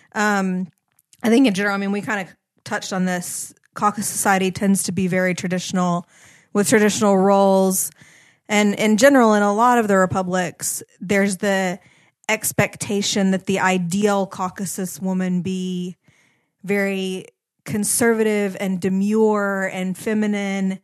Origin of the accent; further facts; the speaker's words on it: United States; moved away; as an American woman